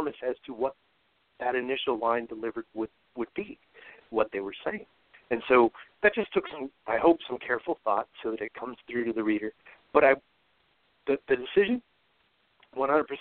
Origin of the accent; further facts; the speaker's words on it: California, United States; first language English; when I was growing up in California